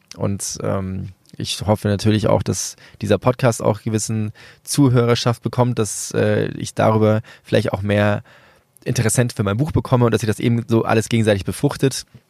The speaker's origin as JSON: {"language": "German", "country": "Venezuela", "tie": "born or raised there", "moved": "yes", "said": "Venezuela, mein Geburtsland"}